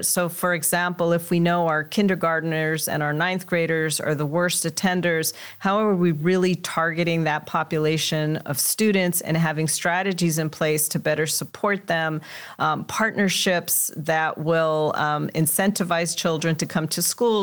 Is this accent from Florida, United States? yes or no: no; Los Angeles, California, United States; I grew up in Los Angeles in a Mexican-American household